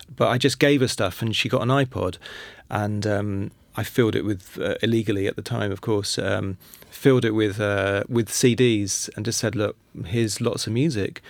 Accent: London, United Kingdom; I'm from London, and I was born in nineteen seventy.

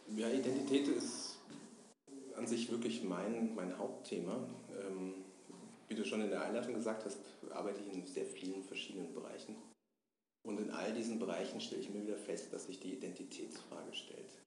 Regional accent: Germany; Ich bin Deutscher, fühle mich überhaupt nicht als Deutscher.

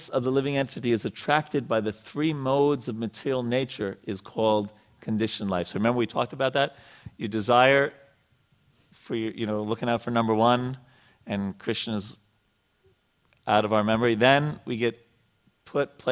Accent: United States; when I grew up in America

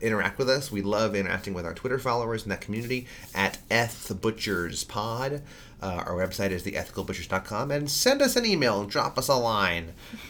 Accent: New York, United States; It was in the sanctuary of the church I grew up going to in New York.

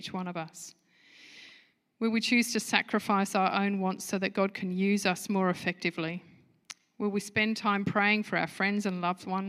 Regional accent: United Kingdom; moved away; I'm a Brit at heart

